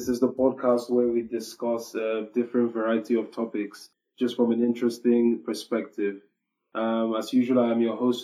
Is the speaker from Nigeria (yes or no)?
yes; Nigeria; being Nigerian